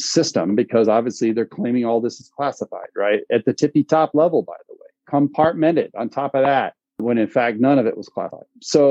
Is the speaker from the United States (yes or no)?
yes; Vermont, United States; one of my home state, quote unquote, is Vermont, wouldn't touch it.